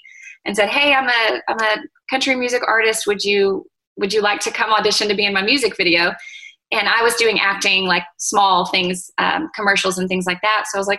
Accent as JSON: {"language": "English", "town": "Fort Worth", "region": "Texas", "country": "United States", "tie": "born or raised there", "also_born_or_lived": "Round Rock", "lives_now": "Georgetown, United States", "said": "I've grown up in Texas my whole life. He's from Dallas. I'm from Fort Worth."}